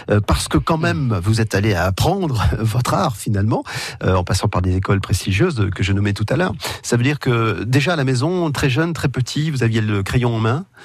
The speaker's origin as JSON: {"language": "French", "country": "France", "tie": "born or raised there", "said": "je suis, je suis né en France"}